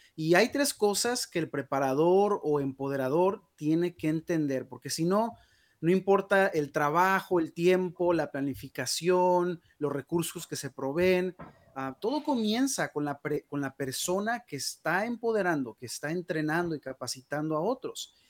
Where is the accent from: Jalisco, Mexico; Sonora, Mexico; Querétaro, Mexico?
Jalisco, Mexico; Guadalajara; now in United States; yo nací en Guadalajara, Jalisco, México. Ya tengo ya 21 años viviendo en los Estados Unidos.